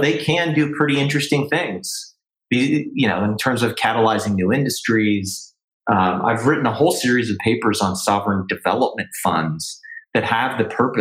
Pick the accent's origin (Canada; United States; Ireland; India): Canada; as a Canadian